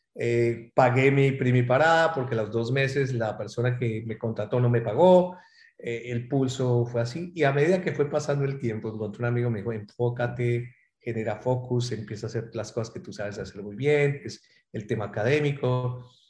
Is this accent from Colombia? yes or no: yes; Colombia; moved away as an adult; aunque añoro mi tierra, Colombia